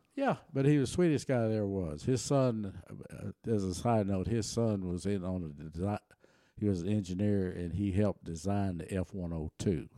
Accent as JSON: {"language": "English", "town": "Taylor", "region": "Texas", "country": "United States", "tie": "born or raised there", "also_born_or_lived": "Germany", "first_language": "German", "second_language": "English"}